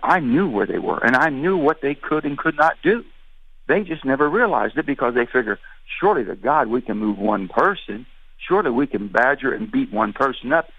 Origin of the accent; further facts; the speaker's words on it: West Virginia, United States; I'm from West Virginia. I'm not from where they're from